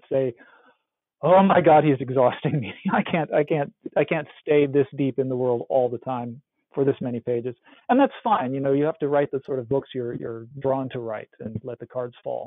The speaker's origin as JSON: {"language": "English", "region": "Iowa", "country": "United States", "tie": "born or raised there", "said": "I grew up in Iowa, which is as far from any shore as you can get in North America."}